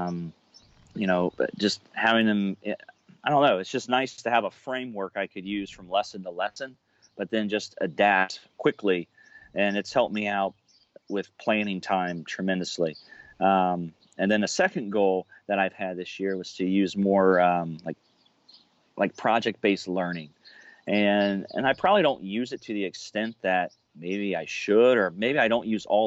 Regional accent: Cincinnati, Ohio, United States; I'm from Cincinnati, Ohio

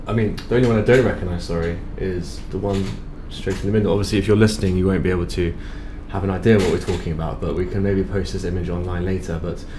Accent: London, United Kingdom; We're all from London as well

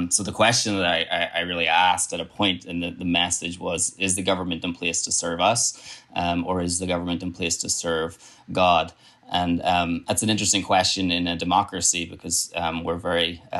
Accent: Ireland; I'm, I'm from Ireland, as I've already said. I got, actually have two passports one that says I'm Irish, one that says I'm British.

